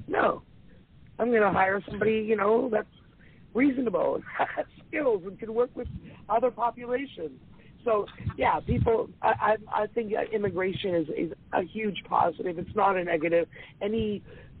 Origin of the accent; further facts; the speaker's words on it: Toronto, Ontario, Canada; I grew up in Toronto